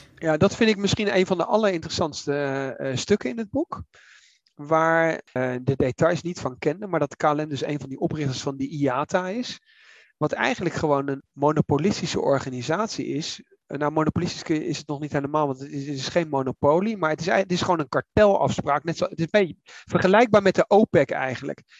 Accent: The Hague, South Holland, Netherlands; ik ben in Den Haag opgegroeid, dus ik ken dat

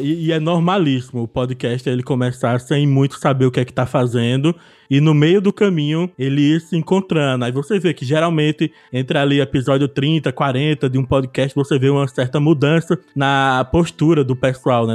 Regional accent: Olinda, Pernambuco, Brazil; eu sou de Olinda, Pernambuco

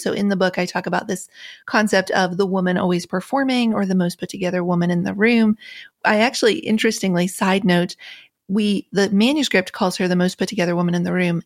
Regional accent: Appalachia, United States; Growing up in Appalachia

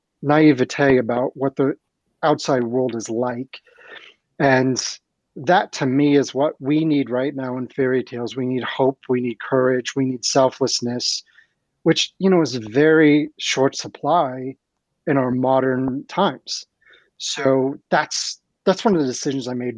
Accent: Ohio, United States; my local library in the town where I grew up in Ohio

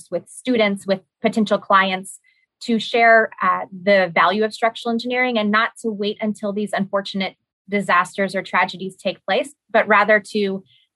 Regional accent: California, United States; I am from California

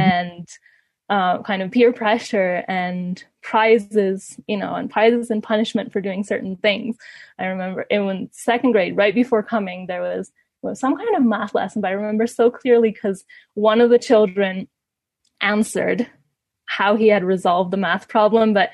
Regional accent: Ecuador; moved away as an adult; also born or lived in Canada; I grew up in Ecuador

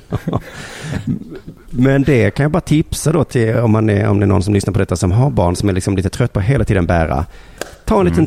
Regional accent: Lund, Skåne, Sweden; i min hemstad

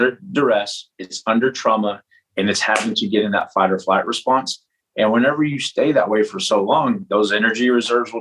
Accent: Lubbock, Texas, United States; I was up from the Lubbock area

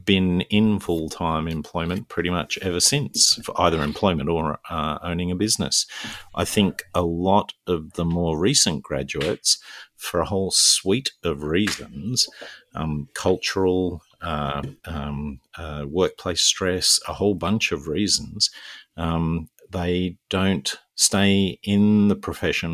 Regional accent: Newcastle, New South Wales, Australia; moved away; back in Newcastle, my hometown

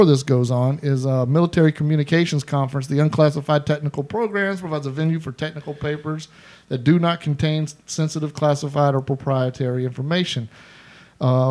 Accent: the South, United States; we are from the South.

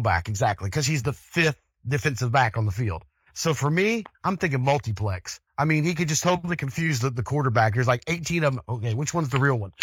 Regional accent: Denver, Colorado, United States; growing up in Denver, I played with a lot of the seventies and eighties Broncos teams

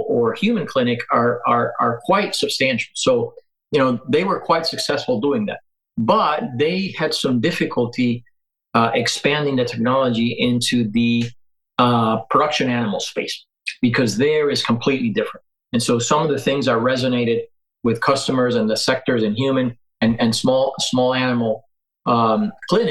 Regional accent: Venezuela; moved away as an adult; also born or lived in Colorado; now in United States; I'm originally from Venezuela

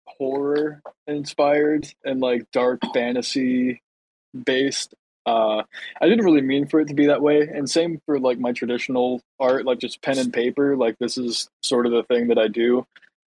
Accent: South Carolina, United States; I'm from South Carolina

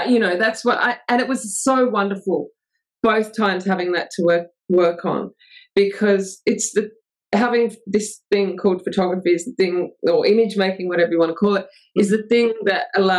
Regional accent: England, United Kingdom; So, well, I'm English, but my mum's English.

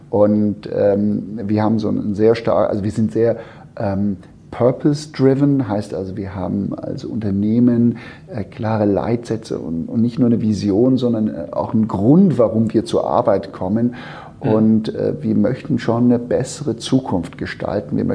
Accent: Switzerland; moved away as an adult; also born or lived in United States; now in Hamburg, Germany; ich bin äh, gebürtiger Schweizer, das hört man zum Teil nicht mehr, aber ich bin tatsächlich die ersten 20 Jahre, Jahre in, der, in der Schweiz aufgewachsen und äh, habe dann später in den Staaten studiert

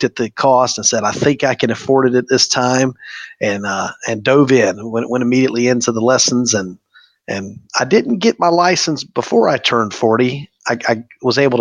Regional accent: Polk County, Florida, United States; I'm born and raised in Polk County. We're fifth generation Floridian, so been here a long time

